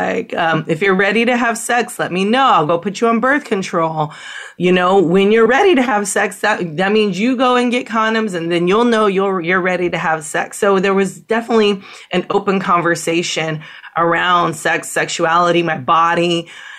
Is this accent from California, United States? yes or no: yes; San Francisco, California, United States; moved away; I'm from San Francisco.